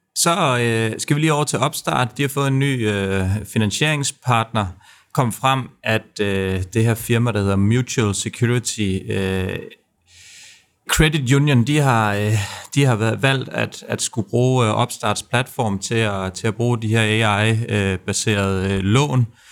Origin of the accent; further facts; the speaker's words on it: Denmark; man bliver lidt lille smule stolt som, øh, som dansker